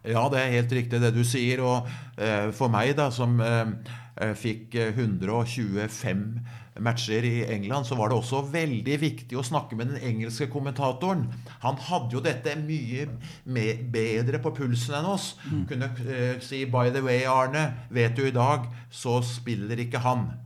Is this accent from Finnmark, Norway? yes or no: no; Skedsmo, Akershus, Norway; måtte jeg jo ofte dømme aldersbestemte kamper hjemme i Skedsmo